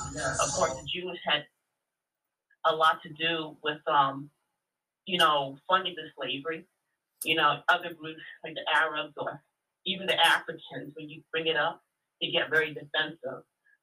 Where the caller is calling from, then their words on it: Williamsport, Pennsylvania, United States; calling from PA Williamsport.